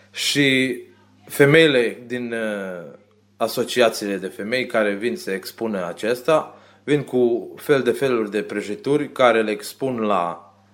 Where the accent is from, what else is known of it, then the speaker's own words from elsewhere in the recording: Romania; iubirea de românism, că eu sunt român și asta îmi place să fac